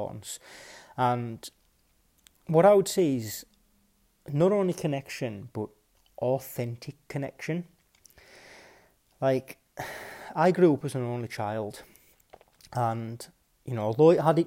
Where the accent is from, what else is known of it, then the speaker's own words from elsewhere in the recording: West Cumbria, North West England, United Kingdom; growing up in West Cumbria